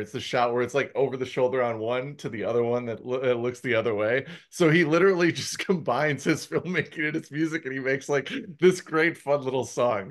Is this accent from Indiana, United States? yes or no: no; Milwaukee, Wisconsin, United States; now in Arizona, United States; I grew up in the Midwest. So I had summer fests back in Milwaukee